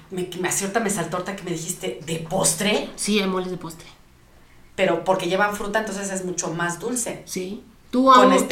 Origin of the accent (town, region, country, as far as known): Michoacán, Mexico